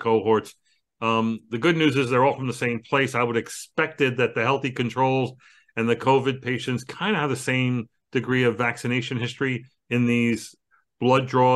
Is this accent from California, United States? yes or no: no; New York City, New York, United States; I'm from Brooklyn